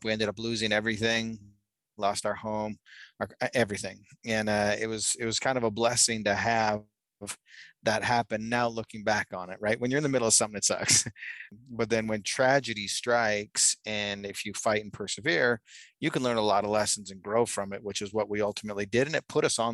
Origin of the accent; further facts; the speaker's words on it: Calgary, Alberta, Canada; now in Utah, United States; I actually grew up in Canada. I'm from Calgary, Alberta.